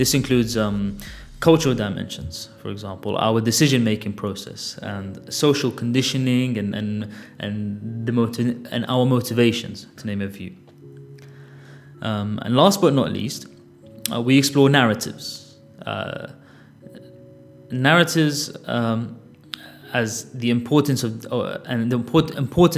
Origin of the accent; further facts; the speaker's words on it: Baghdad, Baghdad Governorate, Iraq; moved away; also born or lived in London, United Kingdom; I was born in Baghdad and was raised my formative years there. I also grew up in London